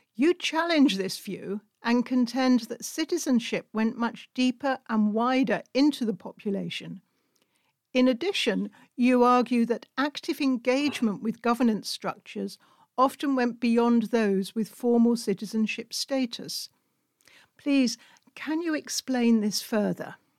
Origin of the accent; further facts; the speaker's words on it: United Kingdom; now in Hungary; as a British citizen living in Hungary